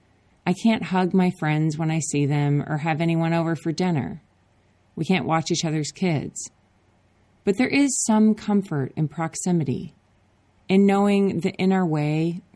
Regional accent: Minnesota, United States; now in Oakland, United States; I grew up in Minnesota where there are lakes

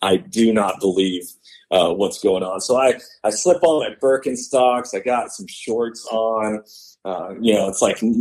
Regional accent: Washington, United States; moved away as an adult; now in Texas, United States; Born and raised in Washington, lived there for 37 years of my life until this year.

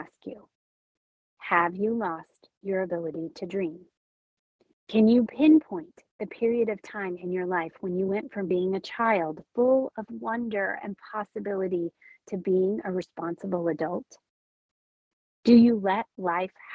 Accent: California, United States; moved away; also born or lived in Minnesota; my home state of California

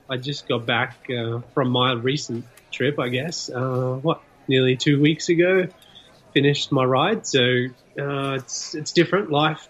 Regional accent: Australia; moved away as an adult; now in Revelstoke, Canada; I grew up in Australia.

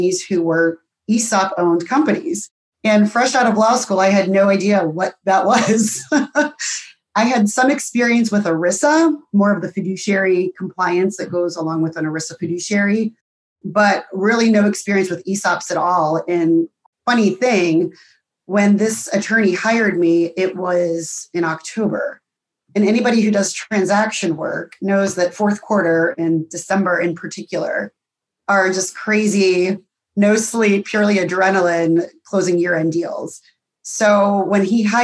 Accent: Pittsburgh, Pennsylvania, United States; moved away as an adult; also born or lived in Columbus, Ohio; born and raised in Pittsburgh

